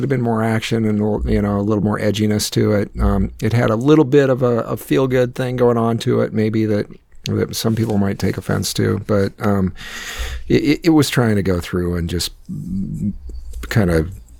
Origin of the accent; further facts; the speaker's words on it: Northwest Iowa, United States; my hometown up in where I grew up in Northwest Iowa in the middle of nowhere